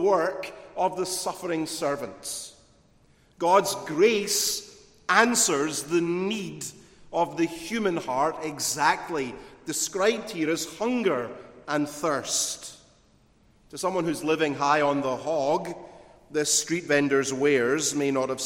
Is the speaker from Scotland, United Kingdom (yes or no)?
yes; Glasgow, Scotland, United Kingdom; In my hometown in Glasgow, there was a notorious street market called the Barras